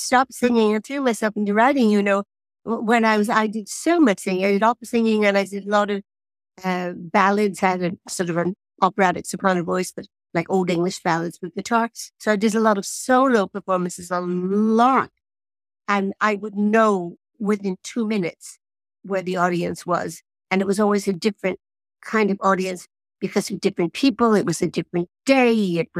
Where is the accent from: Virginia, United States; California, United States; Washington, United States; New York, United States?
New York, United States; New York City; I was born in New York City and I've lived in the same apartment for 50 years